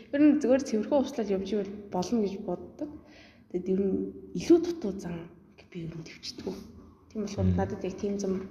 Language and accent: Mongolian; Erdenet, Orkhon, Mongolia; Тэгээд Эрдэнэ дотод төрсөн. Эрдэнэ дотынхаа уугуул сугуул. Тэгээд 10 жилийн бол нэгдүгээр сургуульд төгссөн.